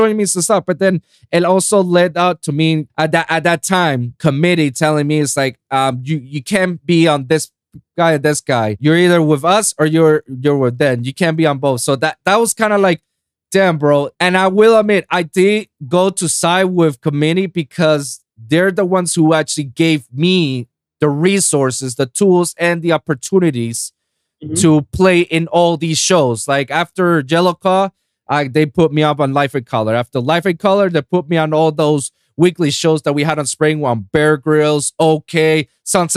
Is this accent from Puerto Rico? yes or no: yes; Puerto Rico; now in Miami, United States; doing festival stages in my hometown of Puerto Rico